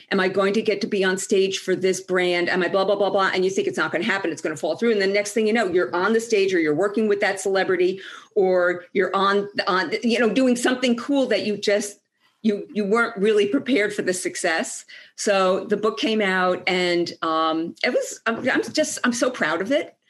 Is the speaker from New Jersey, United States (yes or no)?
yes; Ridgewood, New Jersey, United States; also born or lived in Boston; I'm from Ridgewood, New Jersey, which is this beautiful little town outside of New York City.